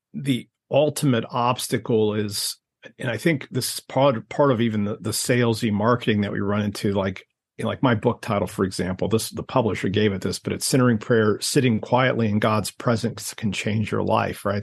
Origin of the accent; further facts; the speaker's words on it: Ohio, United States; I grew up in Ohio